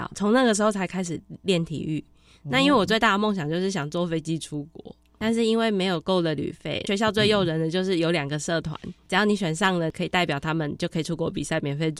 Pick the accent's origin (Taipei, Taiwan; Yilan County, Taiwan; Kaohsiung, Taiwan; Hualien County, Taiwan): Taipei, Taiwan; also born or lived in Taichung; 从小在台北长大，我以前住万华